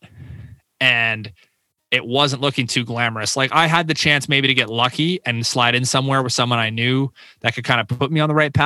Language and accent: English; Windsor, Ontario, Canada; signed up for like business commerce at the University of Windsor, my hometown